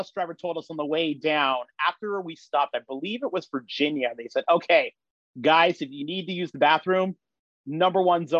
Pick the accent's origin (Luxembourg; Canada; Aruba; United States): Canada; Toronto, Ontario; Grew up in Toronto, the Flemington Park neighborhood there. Went to school in Leaside. So between those neighborhoods.